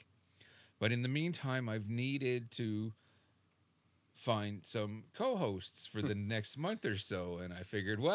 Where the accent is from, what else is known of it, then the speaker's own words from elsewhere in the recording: Canada; I'm so Canadian